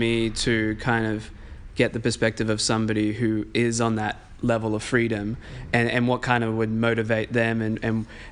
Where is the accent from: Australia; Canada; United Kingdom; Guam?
Australia; moved away; where we're from in Australia